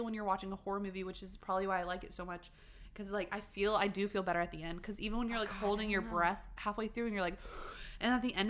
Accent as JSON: {"language": "English", "region": "North Carolina", "country": "United States", "tie": "born or raised there", "also_born_or_lived": "Rhode Island", "said": "I'm from Rhode Island. Lynn's what's up? Island. But I, like, grew up in North Carolina."}